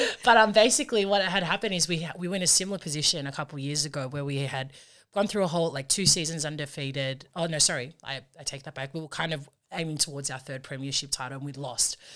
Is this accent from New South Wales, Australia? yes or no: yes; Sydney, New South Wales, Australia; now in Campbelltown, Australia; I'm a proud Australian-born Fijian. Um, my parents came over here um, in the 80s, and so our lives kind of were built from here. Um, we grew up in the Bexley area